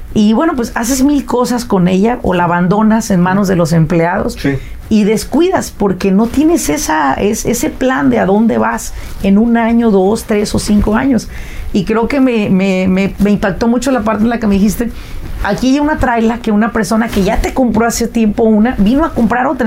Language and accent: Spanish; Mexico; moved away as an adult; now in United States; yo vine de México, yo soy mexicana 100%, vine a la edad de 22 años